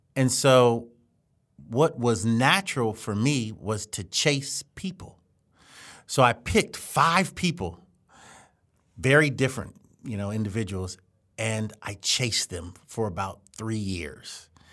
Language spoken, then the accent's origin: English; Columbia, Maryland, United States; we grew up in Columbia, Maryland, which is a planned community